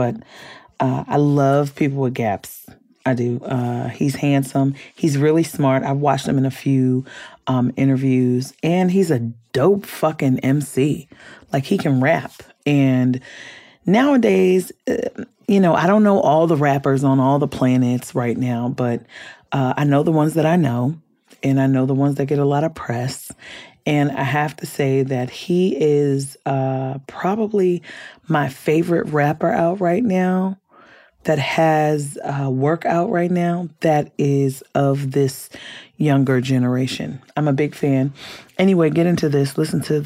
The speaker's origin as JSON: {"language": "English", "town": "Compton", "region": "California", "country": "United States", "tie": "born or raised there", "said": "I grew up in California. I grew up in Compton"}